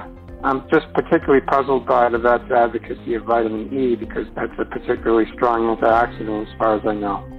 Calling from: Albuquerque, New Mexico, United States; I'm calling from Albuquerque, New Mexico.

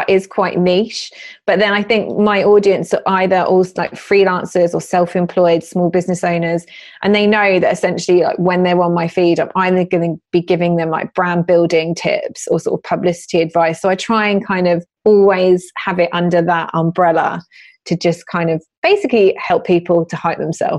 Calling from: London, United Kingdom; I am sat in my garden office in East London.

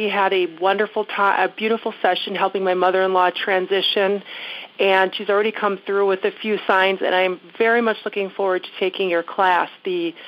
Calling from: Minneapolis, Minnesota, United States; I'm calling from Minneapolis, just north of Minneapolis

